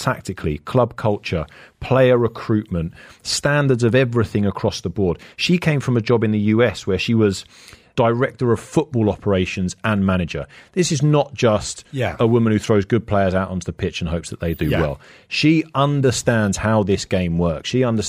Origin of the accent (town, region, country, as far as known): London, United Kingdom; born or raised there